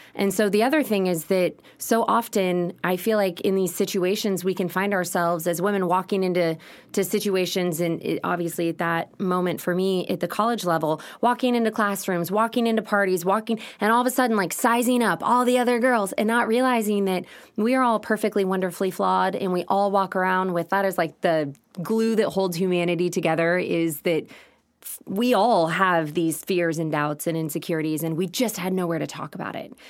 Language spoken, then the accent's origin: English; Austin, Texas, United States; also born or lived in Los Angeles, California; growing up in Westlake was, was really challenging